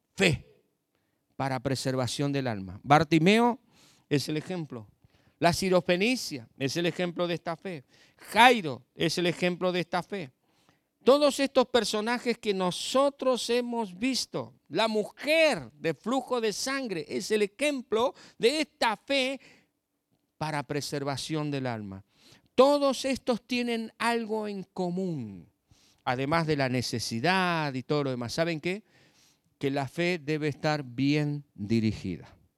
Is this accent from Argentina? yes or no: yes; southern Buenos Aires Province, Argentina; now in La Pampa, Argentina; soy nacido en la provincia de Buenos Aires, al sur de la provincia de Buenos Aires, nada que ver con, con el AMBA ni con la capital federal, no soy porteño, soy campesino, y hace 34 años, 35 que estoy en La Pampa